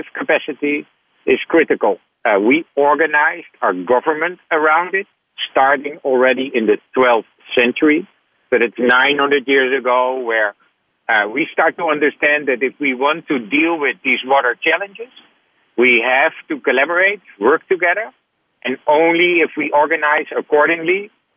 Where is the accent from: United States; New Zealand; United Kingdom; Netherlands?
Netherlands; Born in the Netherlands